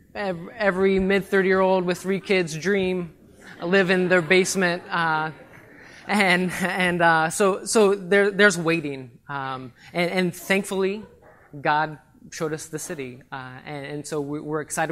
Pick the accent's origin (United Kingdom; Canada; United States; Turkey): United States; Ohio; moved away as an adult; I'm from Ohio